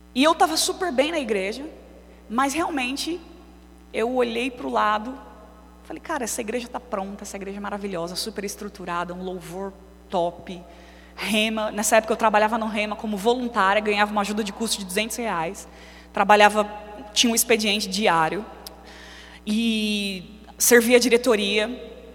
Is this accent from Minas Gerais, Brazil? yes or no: no; São Paulo, Brazil; moved away; Eu nasci aqui, eu sou paulistana, mas eu vivi quase 15 anos longe daqui